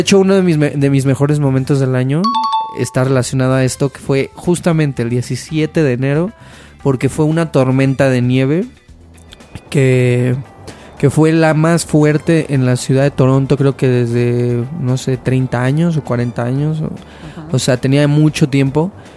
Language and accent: Spanish; Mexico; moved away; also born or lived in Canada; yo como mexicano